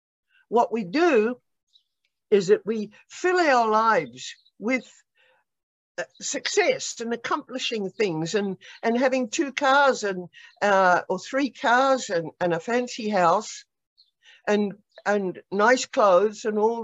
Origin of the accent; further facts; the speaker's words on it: Australia; moved away as an adult; I must say it was a culture shock, even though I came from Australia.